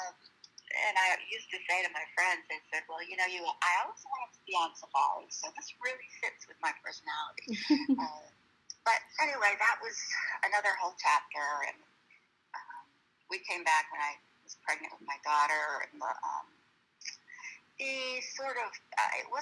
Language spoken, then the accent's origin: English; Cape Elizabeth, Maine, United States; I grew up in Cape Elizabeth, Maine, and Maine is right on the coast.